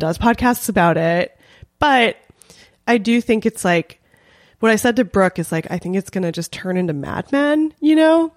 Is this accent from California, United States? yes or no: yes; Los Angeles, California, United States; I grew up in North Hollywood, uh, in an area that I think we're technically in Valley Village